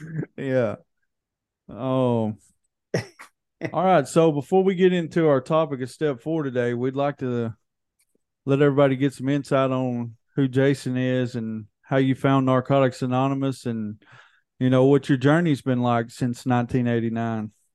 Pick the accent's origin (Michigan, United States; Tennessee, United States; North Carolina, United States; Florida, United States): Tennessee, United States; Hohenwald; we're from Hohenwald, which everybody calls Hole in the Wall